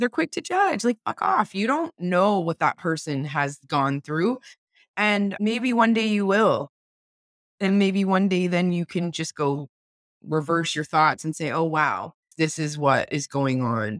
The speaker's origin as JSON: {"language": "English", "town": "Windsor", "region": "Ontario", "country": "Canada", "said": "I'm a mom and a wife and a podcaster from Windsor, Ontario"}